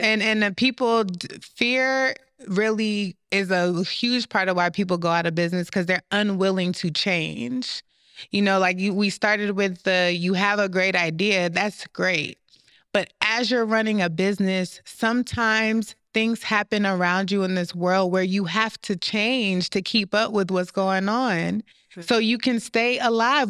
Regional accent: United States; also born or lived in Jamaica; I was raised here

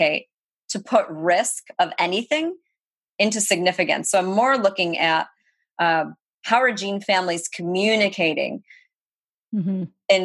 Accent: Rochester, New York, United States; I say upstate New York. I mean, it's way upstate, right? Rochester.

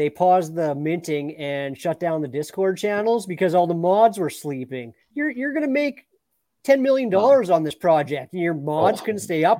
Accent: Canada; I'm Canadian

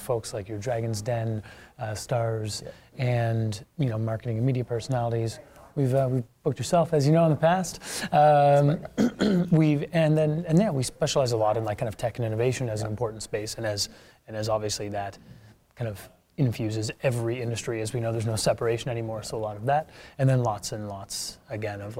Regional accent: Nova Scotia, Canada; moved away; I'm from Nova Scotia originally

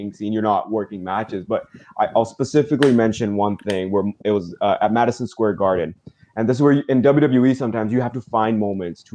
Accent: Vancouver, British Columbia, Canada; I'm a kid from Vancouver with my brother

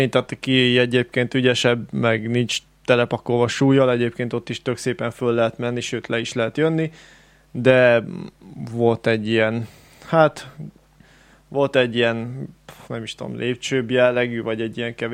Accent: Great Hungarian Plain, Hungary; alföldiek vagyunk

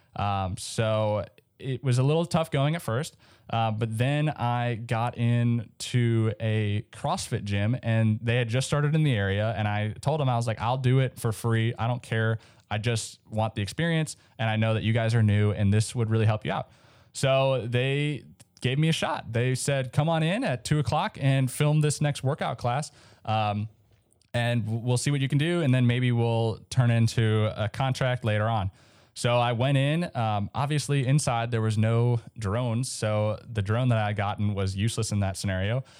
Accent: Minnesota, United States; I grew up in Minnesota, so there was a lot of snow.

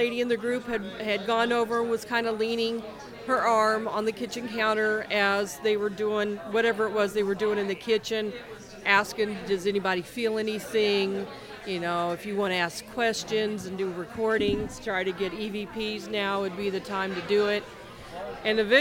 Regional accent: Kansas City, Missouri, United States; I'm originally from Kansas City, born and raised.

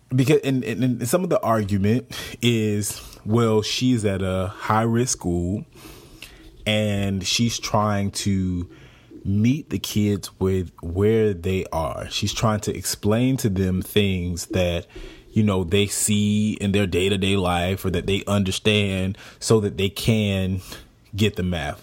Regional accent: Jacksonville, Florida, United States; moved away; I'm from Jacksonville, Florida

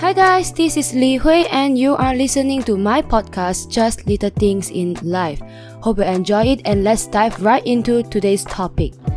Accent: Malaysia; I'm from Malaysia, and currently I'm still a student

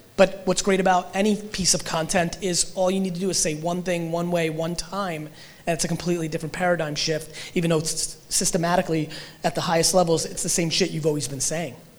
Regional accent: Russia; moved away; I was born in Russia

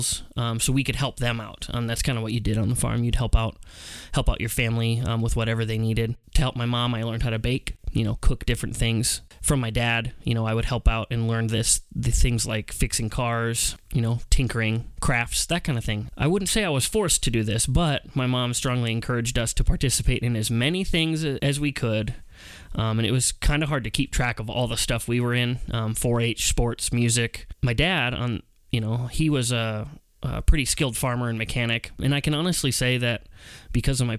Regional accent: Pierpont, South Dakota, United States; I grew up in Pierpont, South Dakota.

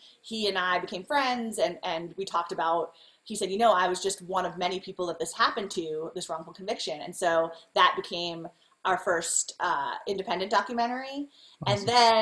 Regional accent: New York, United States; moved away; also born or lived in San Francisco; where I grew up in New York

